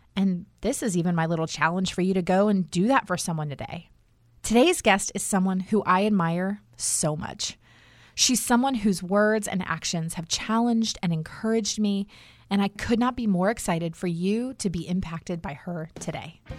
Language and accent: English; Durham, North Carolina, United States; right here in my hometown of Durham, North Carolina